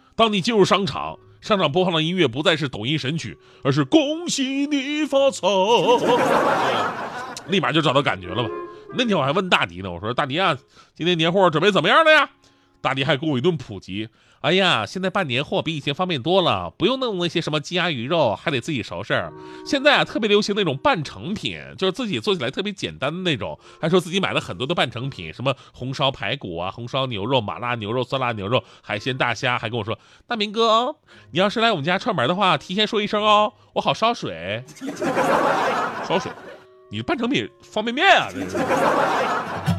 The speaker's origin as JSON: {"language": "Chinese", "region": "Northeast China", "country": "China", "said": "作为一个东北人"}